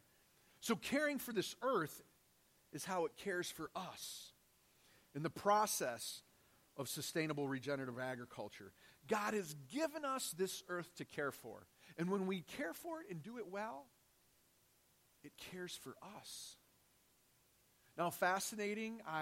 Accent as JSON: {"language": "English", "town": "Detroit", "region": "Michigan", "country": "United States", "tie": "born or raised there", "moved": "as an adult", "said": "I grew up in Detroit. Lived there for 32 years in my life."}